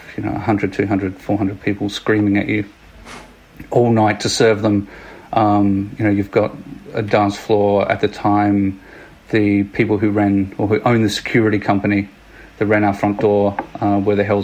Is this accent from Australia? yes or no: yes; Adelaide, South Australia, Australia; now in Sydney, Australia; I was born and raised in little old Adelaide